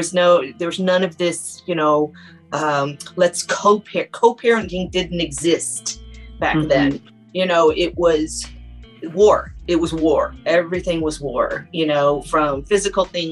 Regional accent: Indianapolis, Indiana, United States; I was born and raised in Indianapolis, Indiana

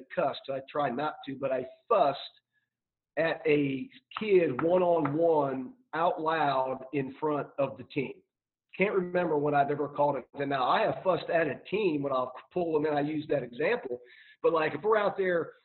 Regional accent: Ohio, United States; now in Tarboro, United States; I'm from Ohio, I take my family back to Ohio

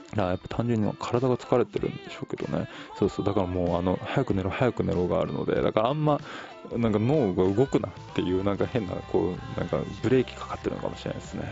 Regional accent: Tokyo, Japan; 僕は東京生まれ

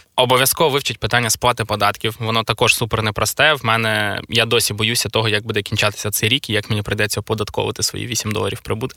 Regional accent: Khmelnytskyi, Khmelnytskyi Oblast, Ukraine; Це в Хмельницькому стільки людей не живе, звідки я родом

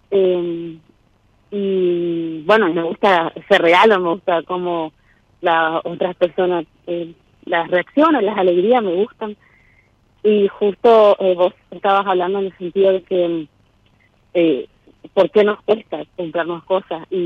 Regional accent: Posadas, Misiones, Argentina; de Misiones, Posadas.

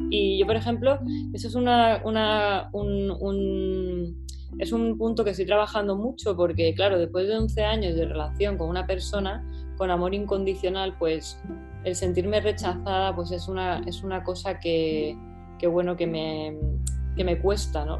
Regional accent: Málaga, Andalusia, Spain; moved away as an adult; now in London, United Kingdom; yo soy de Málaga

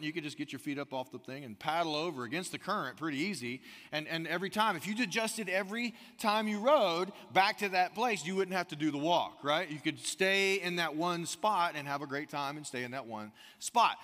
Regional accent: United States; now in Austin, United States; growing up on the Gulf Coast, um, it's South Alabama, Northwest Florida, right there, Pensacola, Gulf Shores kinda area

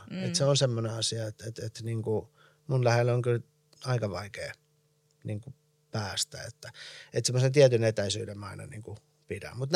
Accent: Iran; moved away; also born or lived in United States; millaiset jäljet on jättänyt se, että että mä oon muuttanut Iranista – ja sitten taas, niin, ja sit taas Jenkeistä

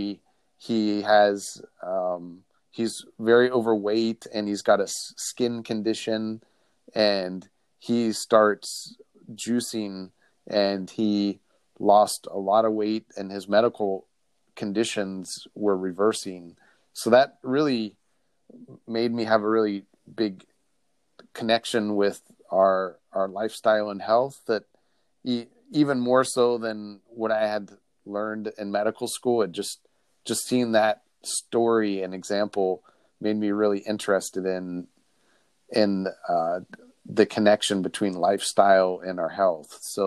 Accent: Midwest, United States; growing up in the Midwest

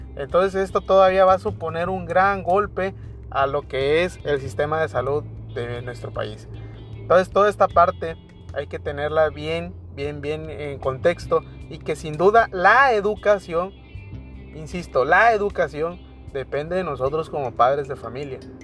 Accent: Mexico; como mexicanos que somos

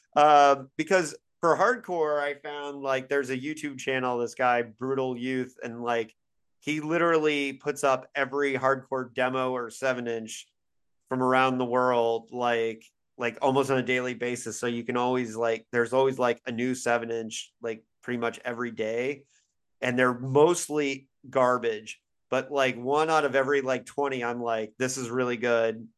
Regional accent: Bloomington, Indiana, United States; born or raised there; moved away; also born or lived in Syracuse, New York

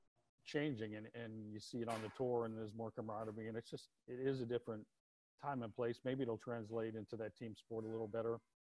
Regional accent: Boston, Massachusetts, United States; I grew up in Boston

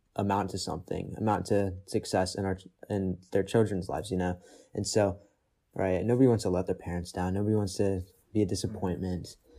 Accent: Austin, Texas, United States; moved away; born and partially raised in Texas. born in Austin

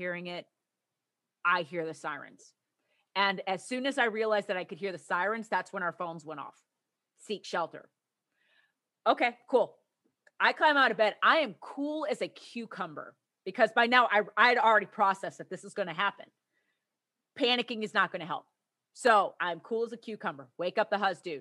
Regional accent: Plainfield, Illinois, United States; moved away; I grew up in the north. I grew up right in Tornado Alley.

